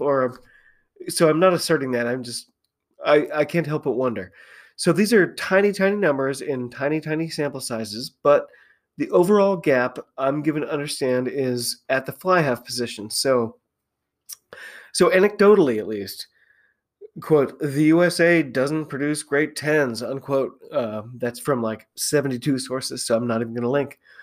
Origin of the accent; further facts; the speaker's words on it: United States; I'm an American